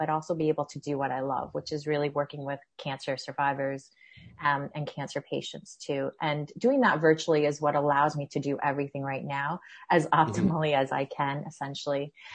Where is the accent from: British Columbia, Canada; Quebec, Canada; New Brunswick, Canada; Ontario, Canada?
Ontario, Canada; Peterborough; also born or lived in Toronto; I came from Peterborough. I grew up in Peterborough. I came to Toronto to go to U of T for undergrad.